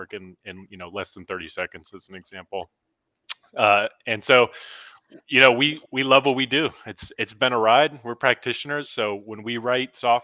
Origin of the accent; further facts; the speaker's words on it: Normal, Illinois, United States; my hometown that I grew up in Normal, Illinois.